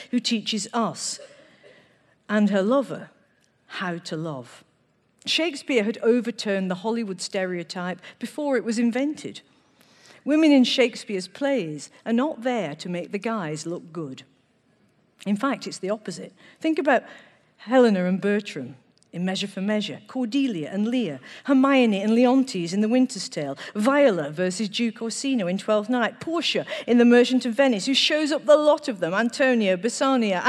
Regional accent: Manchester, North West England, United Kingdom; I was born in Manchester.

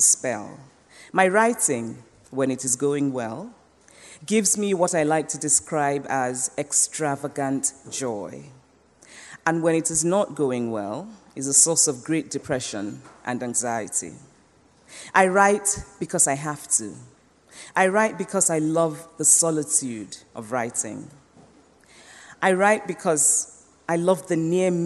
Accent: Nsukka, Enugu State, Nigeria; moved away as an adult; also born or lived in Anambra State, Nigeria / United States; When I was growing up in Nsukka, the university town in southeastern Nigeria

